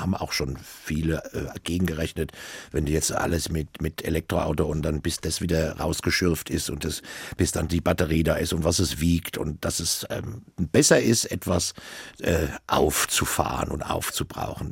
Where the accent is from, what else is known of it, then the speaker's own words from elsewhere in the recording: Obernburg am Main, Bavaria, Germany; weil ich bin ja in Obernburg am Main groß geworden